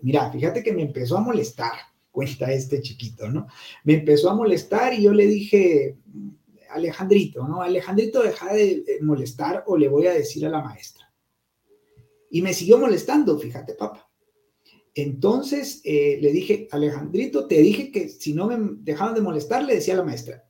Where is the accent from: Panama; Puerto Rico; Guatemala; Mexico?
Guatemala; yo salí del Liceo Guatemala